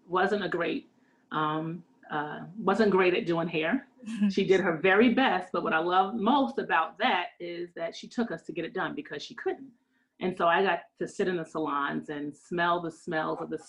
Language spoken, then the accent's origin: English; Northern New Jersey, United States; I am from Northern New Jersey